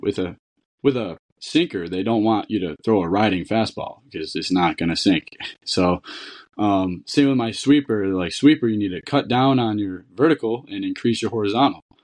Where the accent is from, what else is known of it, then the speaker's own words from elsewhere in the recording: Niagara, New York, United States; where I grew up in Niagara